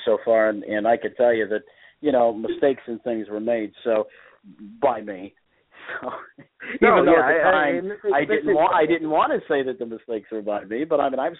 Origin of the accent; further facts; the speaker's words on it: Indiana, United States; that's where I'm from. I'm from Indiana